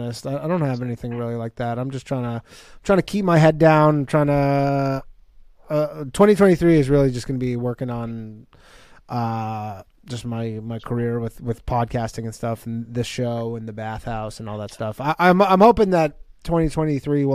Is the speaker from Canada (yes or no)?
yes; Canada; now in New York, United States; I'm from Canada, so I got a real ear for that Canadian sound